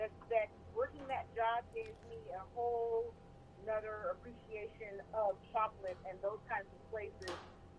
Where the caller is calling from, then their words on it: Los Angeles, California, United States; I'm calling from Los Angeles, sunny Los Angeles, California.